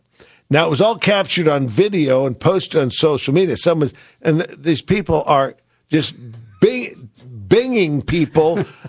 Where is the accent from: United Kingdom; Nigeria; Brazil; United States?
United Kingdom; England; Trying to steal the Falkland Islands from my home country, England.